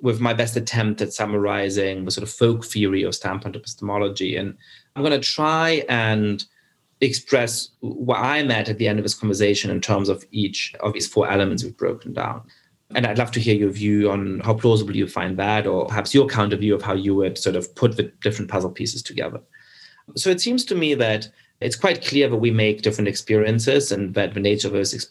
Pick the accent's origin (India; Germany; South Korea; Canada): Germany; I grew up Jewish in Germany, and I certainly have made the experience growing up there